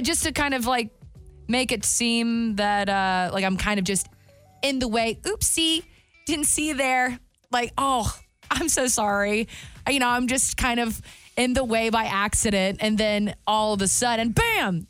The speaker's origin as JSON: {"language": "English", "region": "the South", "country": "United States", "said": "I'm also from the South"}